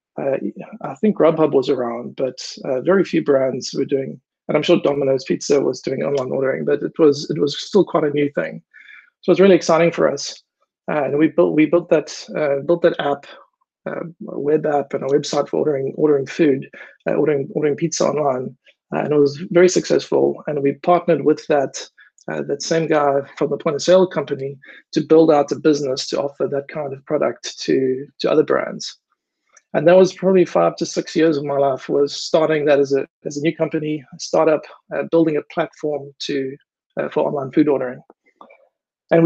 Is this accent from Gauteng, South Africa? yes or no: no; Durban, KwaZulu-Natal, South Africa; moved away as an adult; now in Amsterdam, Netherlands; I grew up in Durban in South Africa